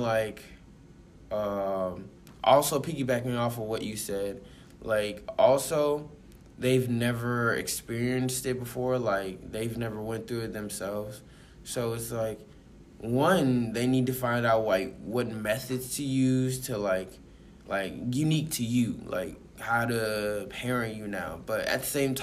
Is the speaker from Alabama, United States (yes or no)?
yes; Mobile, Alabama, United States; moved away; also born or lived in Georgia; I grew up in Mobile, Alabama. Well, I wouldn't say grew up because I was born there, and I spent a few good year or two up in there